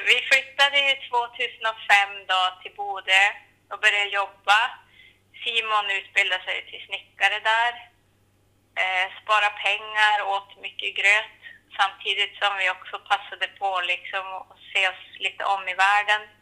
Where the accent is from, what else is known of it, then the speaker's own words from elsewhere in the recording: Saxnäs, Västerbotten County, Sweden; moved away as an adult; also born or lived in Skellefteå / Bodø, Norway; Så jag är uppvuxen här, men jag kommer ju från Löbe, fyra kilometer söder om Klimpfjäll. Eh, så jag har ju gått hela min skoltid här i Saxnäs och så. Mm. Så det här, ja, det här är ju mitt hem.